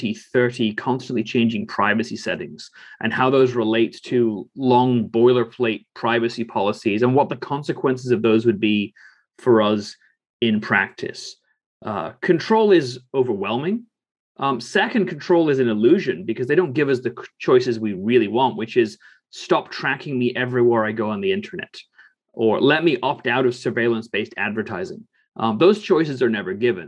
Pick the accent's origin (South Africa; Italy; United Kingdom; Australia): United Kingdom; England; I grew up in England